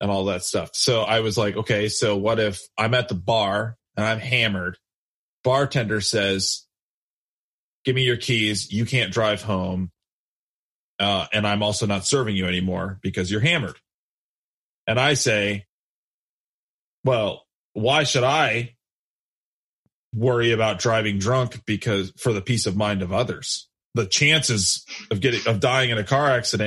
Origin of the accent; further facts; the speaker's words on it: United States; I love that I'm an American